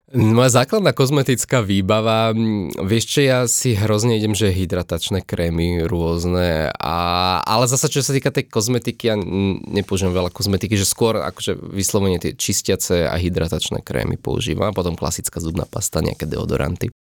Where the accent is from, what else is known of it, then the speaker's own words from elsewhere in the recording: Slovakia; ja som odtiaľto a tu mám nejaké také svoje korene